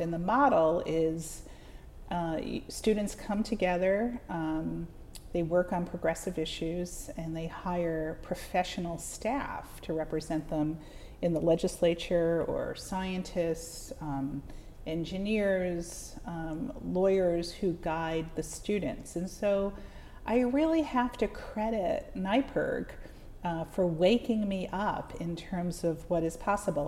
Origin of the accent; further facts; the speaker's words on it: the Catskills, New York, United States; I grew up in the Catskills